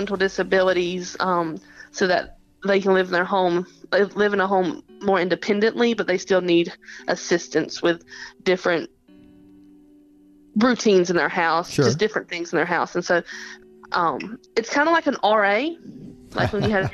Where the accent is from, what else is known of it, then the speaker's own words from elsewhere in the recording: Athens, Georgia, United States; also born or lived in Madison County, Georgia / Walton County, Georgia / Miller County, Georgia; I grew up in Athens, right outside of Athens